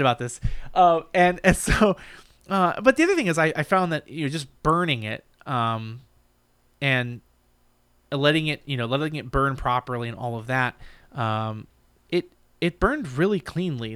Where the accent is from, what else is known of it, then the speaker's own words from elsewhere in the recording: Brunswick, Maine, United States; moved away; we grew up in, I grew up in Maine.